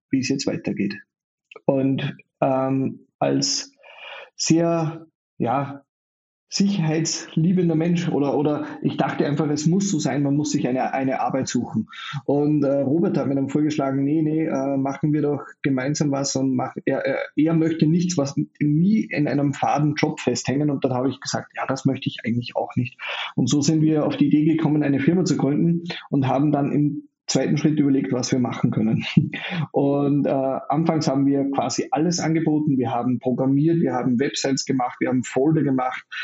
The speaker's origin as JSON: {"language": "German", "country": "Austria", "tie": "born or raised there", "said": "Ich bin in Österreich geboren und aufgewachsen, ähm, habe mal kurz in den USA gelebt und auch mal kurz in Neuseeland"}